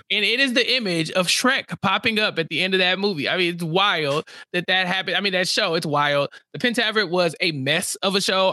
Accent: Texas, United States; as a Texan

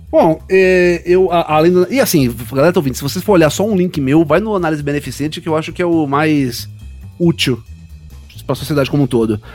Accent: Recife, Pernambuco, Brazil; Eu não sou paulista, eu não sou carioca, eu sou recifense

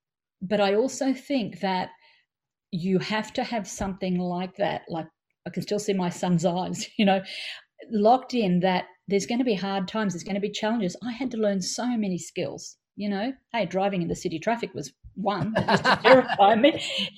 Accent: Australia; we're Australian

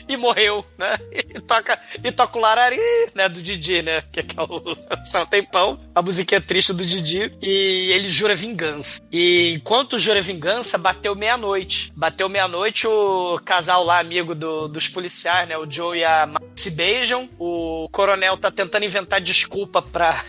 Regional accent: Rio de Janeiro, Brazil; eu sou carioca que nunca viu a neve

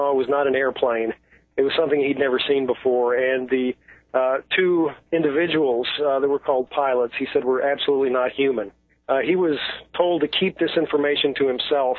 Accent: Missouri, United States; I'm from Missouri

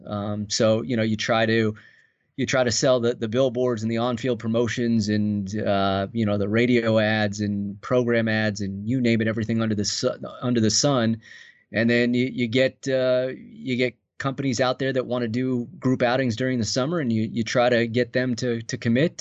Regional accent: outside Los Angeles, Southern California, United States; moved away as an adult; also born or lived in Colorado Springs / Fort Myers; now in Saint Paul, United States; I grew up in Southern California, just outside of the heart of Los Angeles

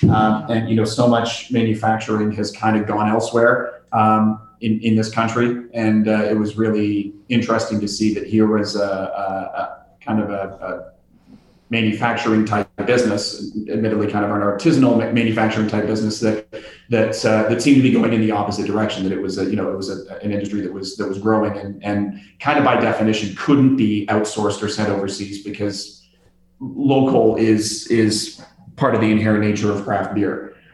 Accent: Mississauga, Ontario, Canada; moved away as an adult; also born or lived in Montreal / Baysville; now in Bracebridge, Canada; I grew up in Mississauga. Um, my uh, both my parents are actually from the UK, so uh, so my sister and I are kind of first first generation Canadians, um, and uh, most of our family still actually lives over there.

